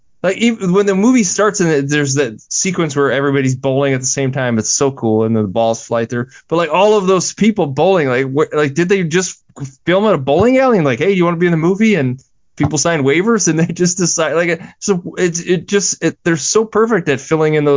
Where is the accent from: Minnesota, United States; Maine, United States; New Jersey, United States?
Minnesota, United States; I'm from Minnesota